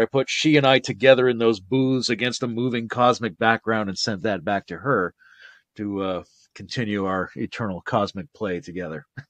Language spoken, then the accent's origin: English; British Columbia, Canada; moved away; also born or lived in Victoria, British Columbia; the island where I grew up